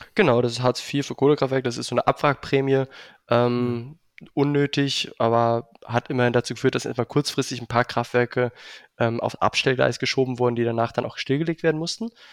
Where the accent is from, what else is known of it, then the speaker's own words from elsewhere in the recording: Berlin, Germany; Ich komme auch ursprünglich aus Berlin.